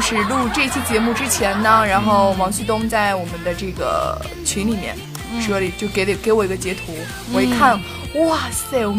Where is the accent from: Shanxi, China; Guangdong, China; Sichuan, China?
Shanxi, China; now in Dalian, China; 就是我是山西的嘛，